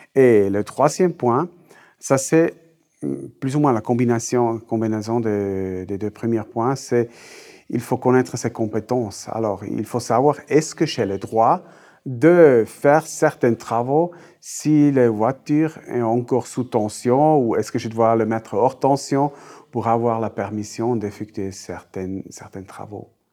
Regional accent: German-speaking Switzerland, Switzerland; accent: Swiss German; first language Swiss German; French is a second language; ma langue maternelle, c'est euh, suisse-allemand

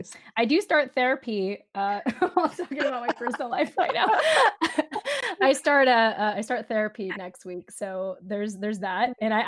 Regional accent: Japan; born there; because I was actually born in Japan as a military child. And she was like, where are you from in the Philippines? And I'm like, I'm actually from Japan.

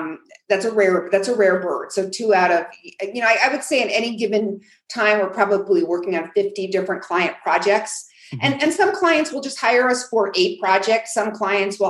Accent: New York, United States; now in New Mexico, United States; I'm from New York

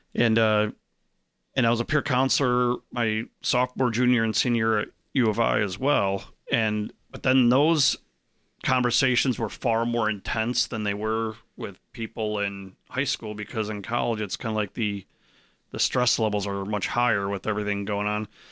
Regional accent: Arlington Heights, Illinois, United States; I grew up in Arlington Heights, which is, like, right next to Schaumburg

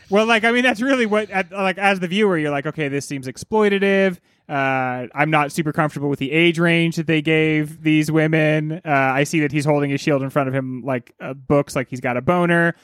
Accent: United States; I am notably American

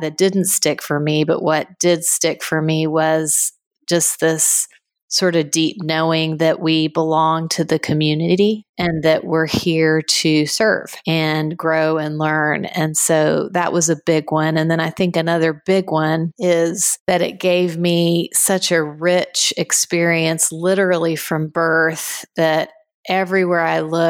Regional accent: Guatemala; Yes, I was born in Guatemala and grew up there. My family spent about 30 years down there total. So it's home and very much shaped us.

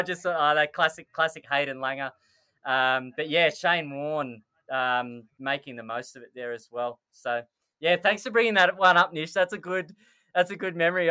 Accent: Australia; as an Australian cricket fan

